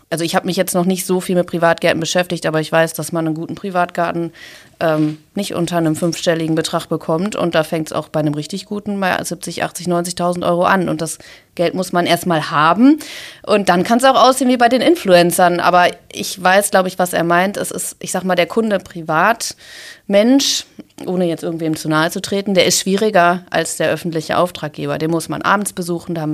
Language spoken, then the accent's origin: German; Essen, North Rhine-Westphalia, Germany; und auch hier in Essen haben wir viele Herausforderungen. Und ja, ich möchte meine Heimat, meine Stadt, meine Region, möchte ich mitgestalten